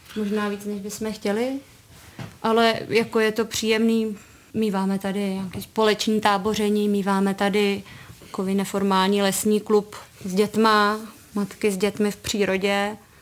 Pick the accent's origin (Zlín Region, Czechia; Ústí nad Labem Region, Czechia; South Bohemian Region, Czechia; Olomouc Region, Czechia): South Bohemian Region, Czechia; České Budějovice; Já jsem z Budějovic, ale úplně od malinka jsem jezdila kousíček sem do Novohradek na chatu.